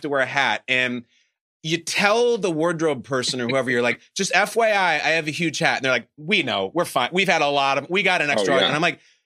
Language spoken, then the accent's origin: English; Chicago, Illinois, United States; I grew up in northern Chicago